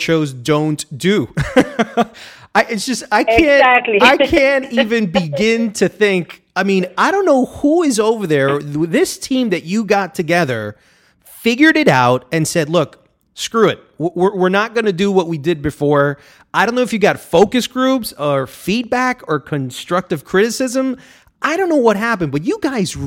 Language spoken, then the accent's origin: English; Barranquilla, Atlántico, Colombia; moved away; also born or lived in New York, United States; I'm Colombian. I was born in New York, okay. But I lived in Barranquilla, Colombia.